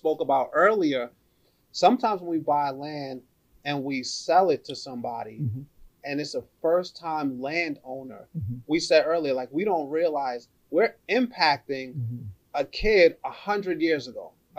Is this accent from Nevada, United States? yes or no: no; New York City, New York, United States; So I'm born and raised in the Bronx